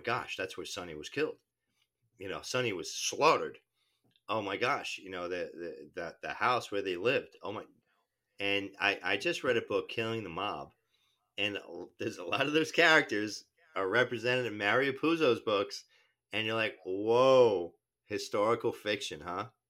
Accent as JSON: {"language": "English", "region": "New Jersey", "country": "United States", "said": "I'm from New Jersey"}